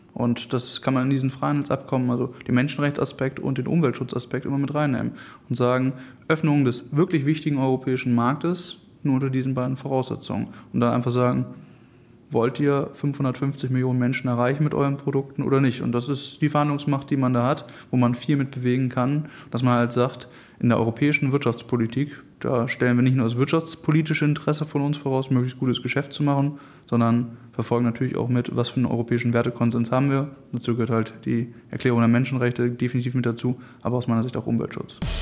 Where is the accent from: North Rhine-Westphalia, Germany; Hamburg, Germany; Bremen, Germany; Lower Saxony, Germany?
Hamburg, Germany; Ich komme aus Harburg